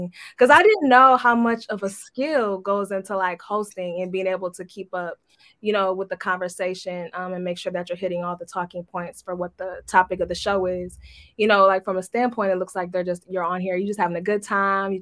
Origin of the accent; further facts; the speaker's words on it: Detroit, Michigan, United States; growing up in Detroit